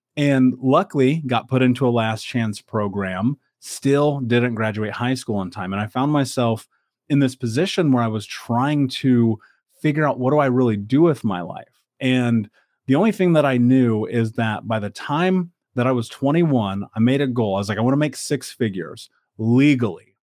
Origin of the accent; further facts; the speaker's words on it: Indianapolis, Indiana, United States; I grew up in America. I grew up in Indianapolis